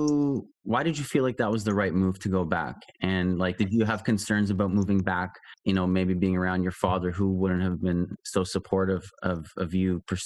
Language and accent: English; Toronto, Ontario, Canada; I grew up in Toronto